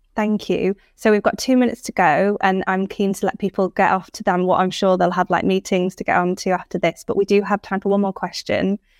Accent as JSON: {"language": "English", "area": "Cumbria", "region": "North West England", "country": "United Kingdom", "also_born_or_lived": "Manchester", "said": "I'm an, a northern lass from, I'm from Cumbria. I spent many years in Manchester"}